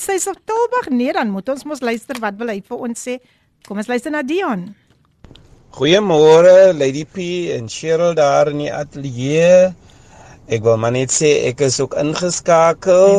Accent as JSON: {"language": "Afrikaans", "town": "Somerset West", "region": "Western Cape", "country": "South Africa", "tie": "born or raised there", "said": "ek is mos gebore in Somerset West"}